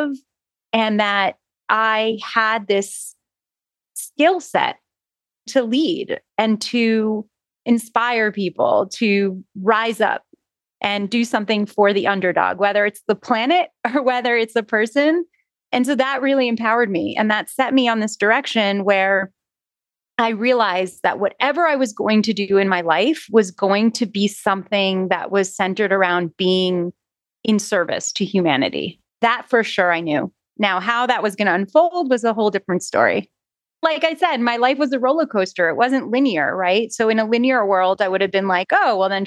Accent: North Miami Beach, Florida, United States; also born or lived in Jerusalem / New York City; I grew up in North Miami Beach for the remainder of my schooling, elementary school, middle school, and high school career.

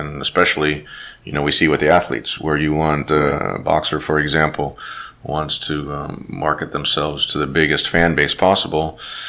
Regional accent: Los Angeles, California, United States; I was born here in Los Angeles, but my parents are both from Germany. So they actually came to America separately and met each other here in Los Angeles. And I wasn't raised necessarily with German

